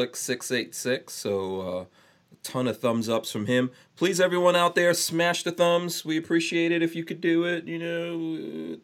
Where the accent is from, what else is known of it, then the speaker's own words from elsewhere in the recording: New York, United States; I grew up in New York